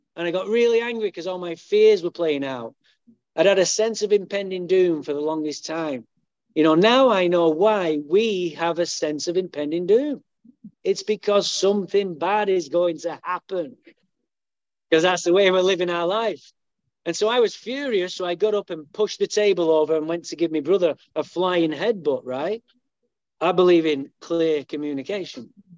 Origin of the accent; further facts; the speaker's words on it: Manchester, North West England, United Kingdom; now in Santa Barbara, United States; I was born in Manchester, England